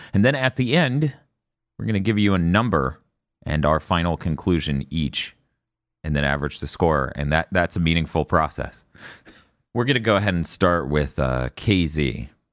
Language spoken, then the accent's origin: English; United States; I'm American